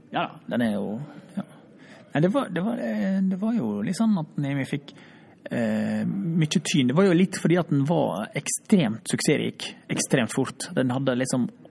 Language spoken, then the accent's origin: Norwegian; Runde, Møre og Romsdal, Norway; also born or lived in Oslo; now in Finland; Jeg er fra Ronde